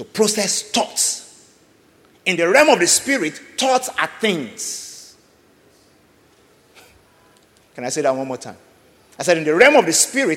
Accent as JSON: {"language": "English", "country": "Nigeria", "said": "I'm speaking from Nigeria this morning"}